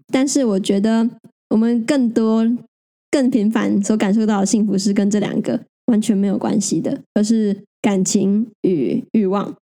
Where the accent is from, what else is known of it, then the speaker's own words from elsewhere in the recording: Taiwan; 我们生在台湾